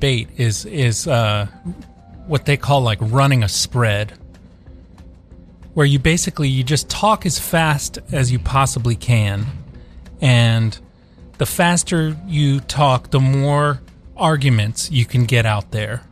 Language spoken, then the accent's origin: English; Topeka, Kansas, United States; moved away; I was born in Topeka, believe it or not. Topeka, Kansas